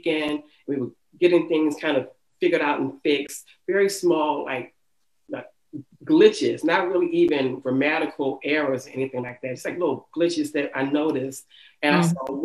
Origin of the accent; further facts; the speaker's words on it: Baltimore, Maryland, United States; growing up in the city